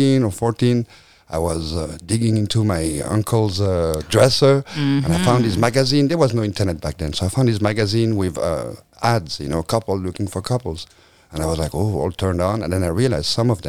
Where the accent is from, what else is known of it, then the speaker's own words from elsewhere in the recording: Belgium; moved away as an adult; now in California, United States; I'm from Belgium. My mother's French. My father's Belgian.